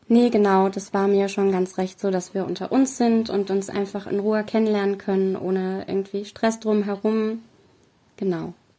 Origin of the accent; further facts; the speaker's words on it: Fernwald, Hesse, Germany; Wir sind gerade in Fernwald, das liegt in Mittelhessen. Gar nicht so mhm. weit von Frankfurt entfernt.